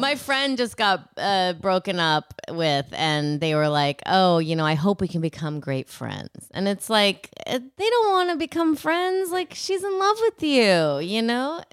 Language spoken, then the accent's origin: English; forty-five minutes from Madison, Wisconsin, United States; This is also forty-five minutes from my hometown.